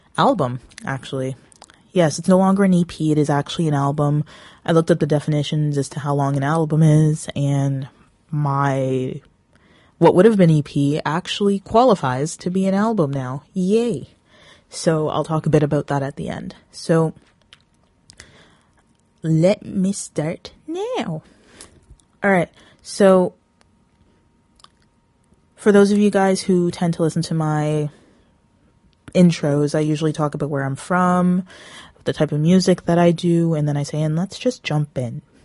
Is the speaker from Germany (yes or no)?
no; Brampton, Ontario, Canada; also born or lived in Toronto, Ontario; I was born a Torontonian. Woot. But I've been Brampton for well over half of my life.